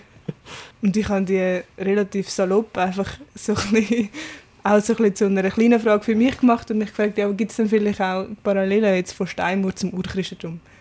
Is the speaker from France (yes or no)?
no; Zürich Oberland, Zurich, Switzerland; Ich bin vom Oberland